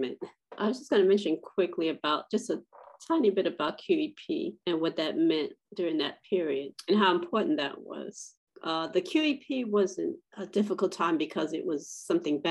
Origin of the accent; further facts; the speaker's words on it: New York, United States; moved away; I'm from New York